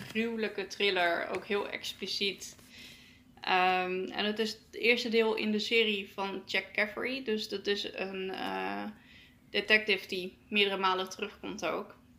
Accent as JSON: {"language": "Dutch", "country": "Netherlands", "said": "wij als Nederlanders"}